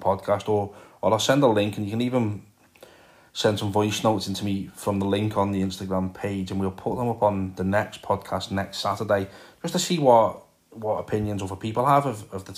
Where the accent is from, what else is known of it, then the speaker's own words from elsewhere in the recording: Liverpool, North West England, United Kingdom; as you can probably tell by the accent. I am from Liverpool.